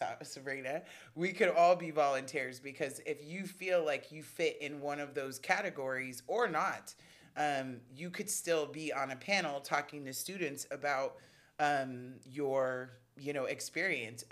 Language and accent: English; Los Angeles, California, United States; I am born and raised here in Los Angeles, mm-hmm. In LA proper and in Compton